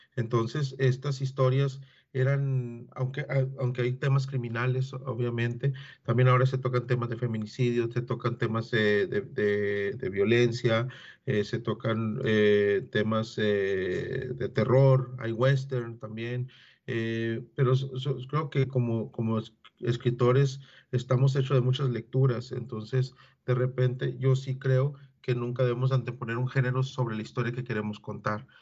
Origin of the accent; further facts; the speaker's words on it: Agua Prieta, Sonora, Mexico; yo soy nacido en Agua Prieta